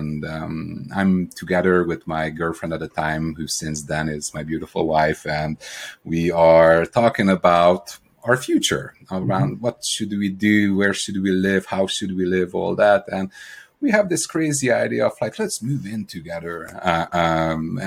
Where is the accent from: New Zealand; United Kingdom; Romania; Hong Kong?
Romania; accent: Eastern European; also born or lived in Hungary / Ireland; now in Seattle, United States; I'm the odd accent that you hear is Eastern European. I was born in Romania